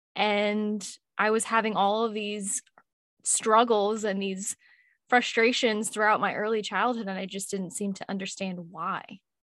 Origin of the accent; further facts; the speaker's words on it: Louisville, Kentucky, United States; also born or lived in Washington, D.C.; I was born in Washington, D C, and I migrated over to Louisville, Kentucky, of all places. And I've been here for most of my life.